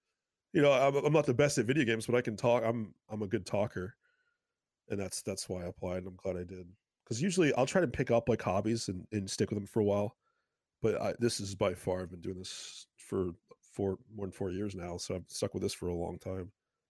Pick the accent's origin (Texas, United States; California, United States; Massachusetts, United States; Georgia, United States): Massachusetts, United States; Well, I'm from South Shore, Massachusetts, and they have like their own style of pizza. They call it South Shore bar style.